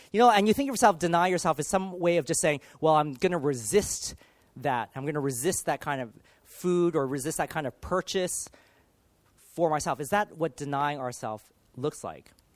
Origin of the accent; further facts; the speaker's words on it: Los Angeles, California, United States; now in United Kingdom; I grew up in the States. I grew up in Los Angeles